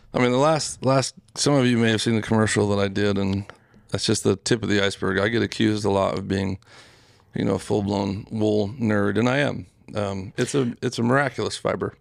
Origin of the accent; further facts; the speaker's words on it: Utah, United States; growing up in Utah, you see sheep all the time